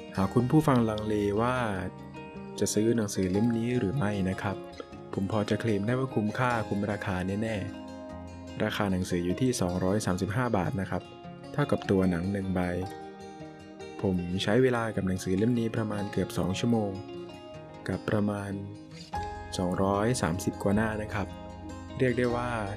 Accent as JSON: {"language": "Thai", "region": "Phang Nga", "country": "Thailand", "tie": "born or raised there", "said": "จังหวัดพังงาซึ่งเป็นจังหวัดที่ผมเกิดแล้วก็อาศัยอยู่ปัจจุบัน"}